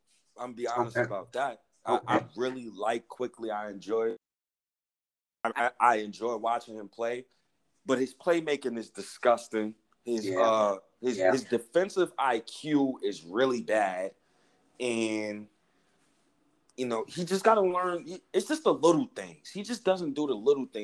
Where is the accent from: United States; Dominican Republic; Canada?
United States; New York City, New York; I'm from Harlem